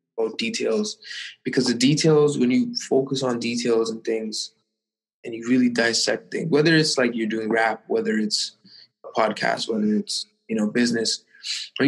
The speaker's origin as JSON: {"language": "English", "town": "Toronto", "region": "Ontario", "country": "Canada", "tie": "born or raised there", "said": "growing up in Toronto"}